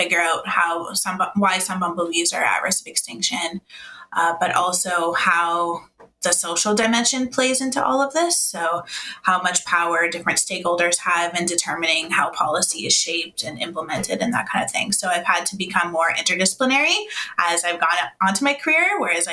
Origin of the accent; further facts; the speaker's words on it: Toronto, Ontario, Canada; I didn't move too much out of Toronto. So I was born in Toronto